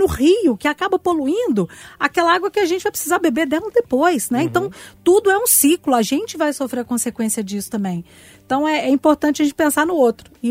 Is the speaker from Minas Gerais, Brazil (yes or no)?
yes; northern Minas Gerais, Brazil; moved away; a minha família é do norte de Minas.